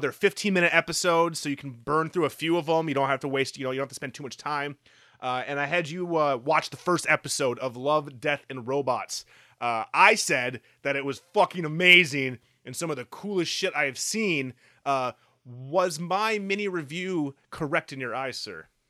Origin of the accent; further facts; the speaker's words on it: Midwest, United States; we're from the Midwest.